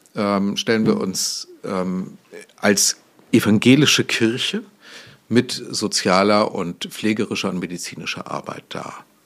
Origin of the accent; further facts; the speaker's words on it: Goslar, Lower Saxony, Germany; now in Hamburg, Germany; ich bin mal in Goslar am Harz geboren worden.